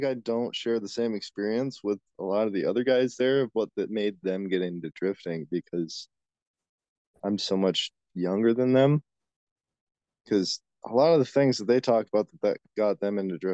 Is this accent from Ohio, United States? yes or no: no; La Crosse, Wisconsin, United States; I'm from Wisconsin, in the La Crosse area